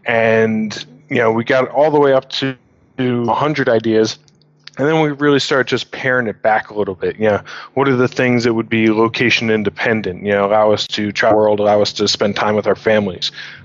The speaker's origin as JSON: {"language": "English", "region": "New York", "country": "United States", "moved": "as an adult", "lives_now": "London, United Kingdom", "said": "We started the business together a couple years ago when we were in London, but we're both originally from New York."}